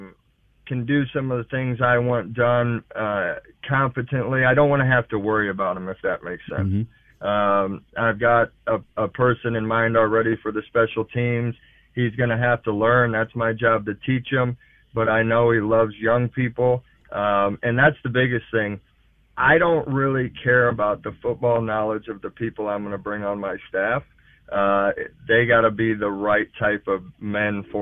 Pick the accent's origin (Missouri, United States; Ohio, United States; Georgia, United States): Missouri, United States; St. Louis; growing up in St. Louis, I went to St. Louis University High School